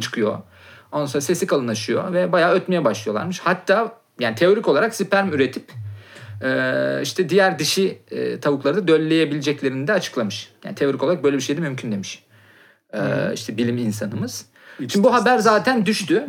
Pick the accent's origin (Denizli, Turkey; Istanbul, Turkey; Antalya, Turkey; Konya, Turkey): Konya, Turkey; bizim Konya'da